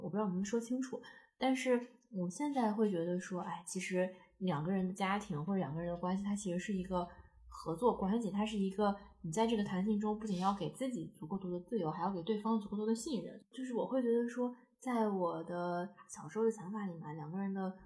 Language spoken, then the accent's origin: Chinese; Taiyuan, Shanxi, China; moved away as an adult; now in Beijing, China; 在太原住所是可能差个八公里